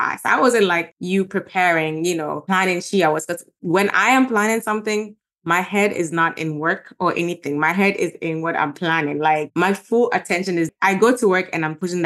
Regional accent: Gambia; moved away; growing up in Gambia, I'm a pastor's daughter

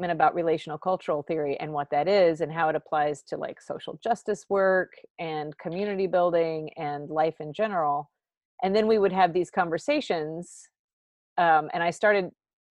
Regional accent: Bloomington, United States; I grew up in Bloomington and went away for a little bit, and then came back in 1999.

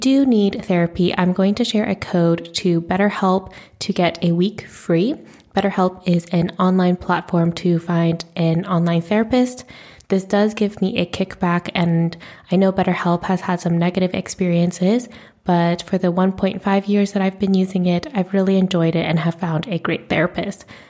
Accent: United States; I am a first generation Asian American in the United States

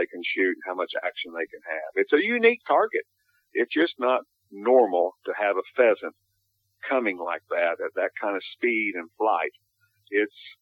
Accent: United States; I'm an American hunter

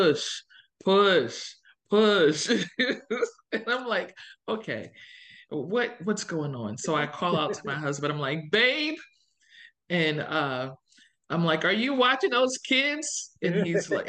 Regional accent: New Jersey, United States; moved away as an adult; also born or lived in Philadelphia area; now in Indiana, United States; I grew up in New Jersey. So I grew up in South Jersey, which is different.

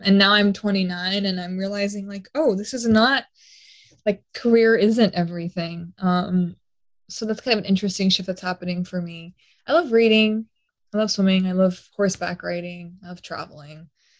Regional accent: Austin, Texas, United States; also born or lived in Mexico / Portugal / New York; I say I'm from Austin, but I was born in Mexico, lived in Portugal as a child until like 6 years old, and then New York and Long Island, and then Austin.

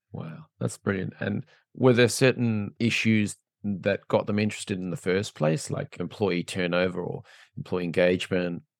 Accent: Australia; I'm from Australia

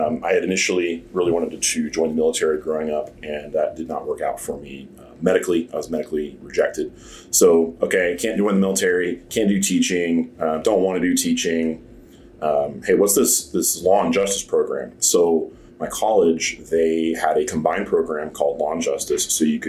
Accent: Snohomish, Washington, United States; moved away; also born or lived in Dallas; I'm originally from Washington State. I grew up in the little town of Snohomish.

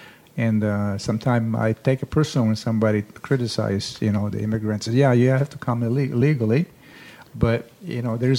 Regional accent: Comiso, Sicily, Italy; English is a second language; moved away as an adult; also born or lived in Florence, Italy; now in Ohio, United States; I go to Florence when I can, but those are the two places where I grew up. And every time I go to Sicily and I go in my own town

